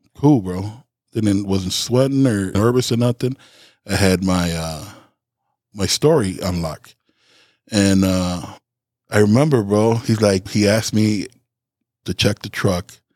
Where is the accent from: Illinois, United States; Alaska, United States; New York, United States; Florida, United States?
Illinois, United States; Chicago; I'm not from here. I'm from Chicago.